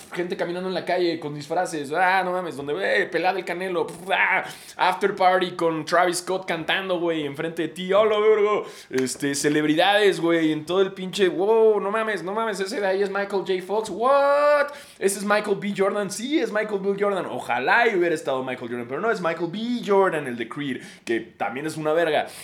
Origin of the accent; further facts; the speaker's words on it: Mexico City, Mexico; somos todos los de la Ciudad de México